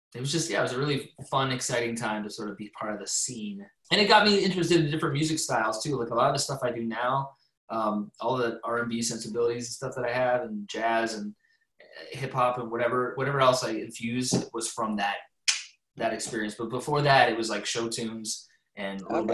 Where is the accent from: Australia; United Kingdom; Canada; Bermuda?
Canada; I'm Canadian